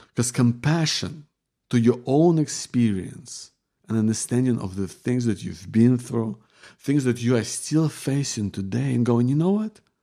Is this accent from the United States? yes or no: no; Ukraine; moved away; we're from Ukraine